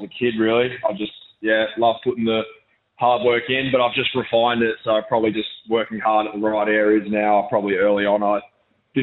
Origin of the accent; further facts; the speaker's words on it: Brisbane, Queensland, Australia; moved away as an adult; now in Adelaide, Australia; being able to move out of my hometown as well in Brisbane. I was, raised in Brisbane.